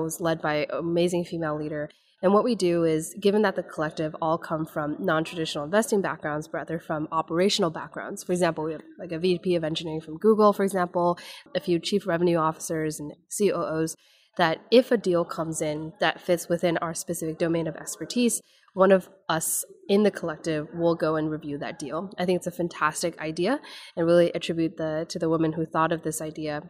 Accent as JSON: {"language": "English", "town": "Menomonie", "region": "Wisconsin", "country": "United States", "tie": "born or raised there", "moved": "yes", "said": "grew up in small town in upper northwestern Wisconsin"}